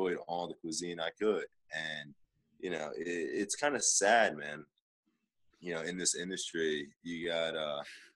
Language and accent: English; Oxford, Pennsylvania, United States; moved away as an adult; now in Los Angeles, United States; my hometown of Oxford